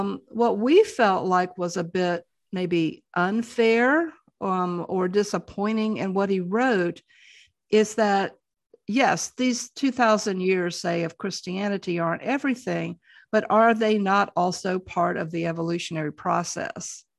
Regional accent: the South, United States; growing up in the South

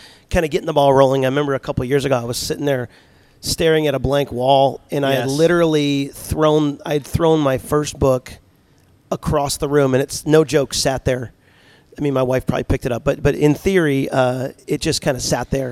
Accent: New York, United States; moved away; I was from New York

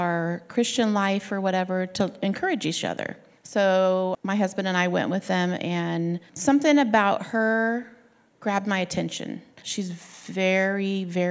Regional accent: Sandy, Oregon, United States; I'm from Sandy, Oregon

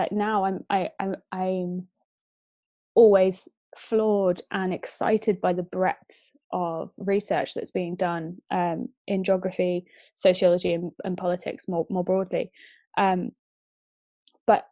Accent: Marston Moretaine, East of England, United Kingdom; I was born in Bedfordshire, in quite a rural part of Bedfordshire, tiny little village

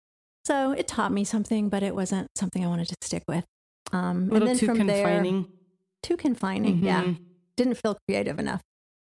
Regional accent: Knoxville, Tennessee, United States; moved away; also born or lived in Bronx, New York / Augusta, Georgia; Although I grew up in Knoxville, Tennessee, okay. So it wasn't. It's not like I had culture shock or something.

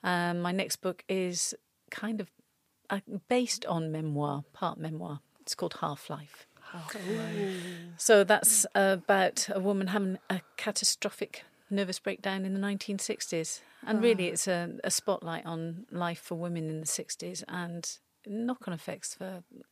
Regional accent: Gloucester, South West England, United Kingdom; moved away; Well, I'm from Gloucester, aren't I? I'm a Gloucester lass.

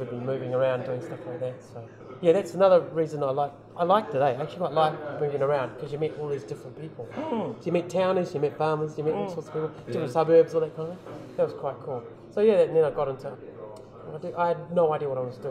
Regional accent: Wellington, New Zealand; I was born in New Zealand, in Wellington. Dad came over in the 60s or 50s or something like that. Grandparents were already here. Mum and Dad got together. We basically settled in North Wellington, so Newlands, around that area

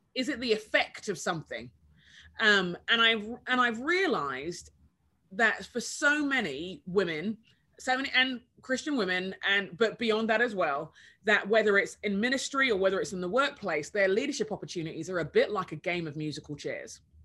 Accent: London, United Kingdom; moved away as an adult; now in United States; I was born in London in the 70s

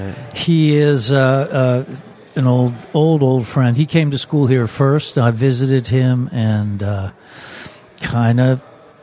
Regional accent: Essex County, New Jersey, United States; moved away; I'm from New Jersey. I grew up in Essex County, about 25 miles from Manhattan, and immigrant grandparents on one side.

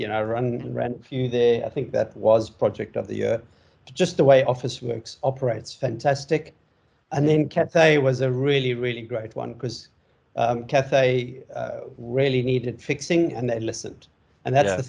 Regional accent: South Africa; moved away as an adult; also born or lived in Hong Kong / Dubai; now in Sunshine Coast, Australia; I'm originally from South Africa. I moved to Australia in 2007.

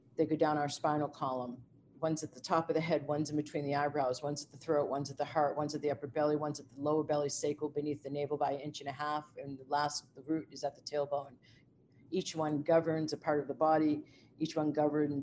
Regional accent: United States; also born or lived in Asia; as an American

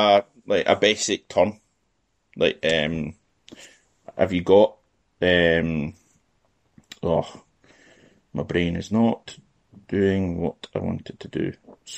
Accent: Scotland, United Kingdom; first language Scottish Gaelic; English is a second language; My little cousin, she grew up in Uist, one of the islands, and they speak Gaelic. And it's my mother tongue, but cannot understand a bloody word of what they say.

